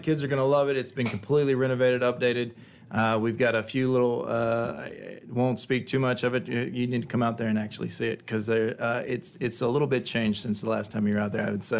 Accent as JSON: {"language": "English", "region": "Texas", "country": "United States", "tie": "born or raised there"}